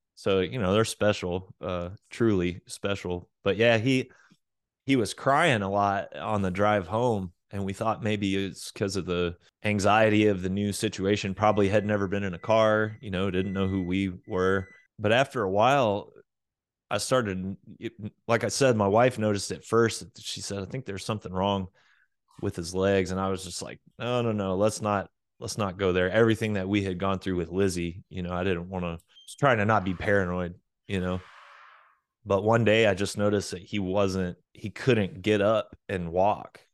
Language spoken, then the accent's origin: English; Oklahoma, United States; moved away as an adult; also born or lived in Florida / Arkansas; now in Texas, United States; I was born in Florida and did all of my grade school through high school stuff in Oklahoma